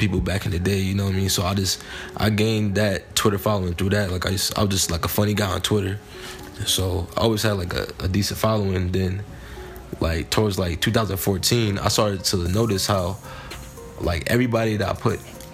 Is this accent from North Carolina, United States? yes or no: no; Elmont, New York, United States; from Elmont, New York